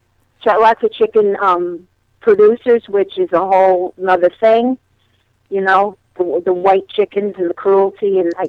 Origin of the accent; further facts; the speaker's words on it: Connecticut, United States; now in Delaware, United States; I'm from Connecticut originally. So yes, I am a damned Connecticut Yankee.